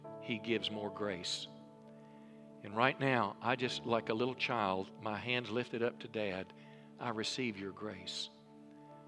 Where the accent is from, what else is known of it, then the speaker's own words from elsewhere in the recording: Mississippi, United States; I was raised in church, a little country church in Mississippi